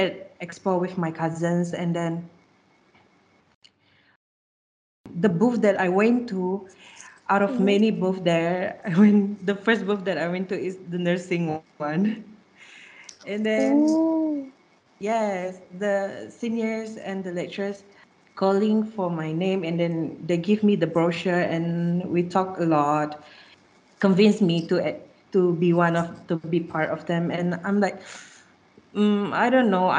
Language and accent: English; Sarawak, Malaysia; I'm from Sarawak